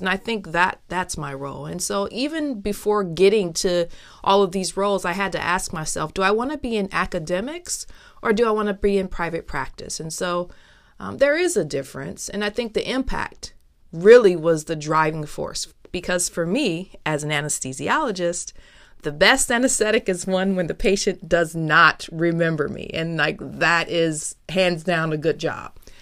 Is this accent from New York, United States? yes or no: no; Toledo, Ohio, United States; also born or lived in Milwaukee, Wisconsin; growing up where I grew up, which was Toledo, Ohio. I'm originally from Toledo, Ohio